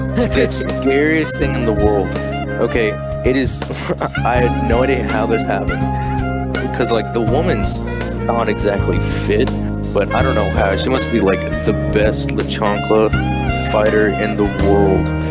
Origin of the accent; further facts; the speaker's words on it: the South, United States; accent: southern; my southern accent kicks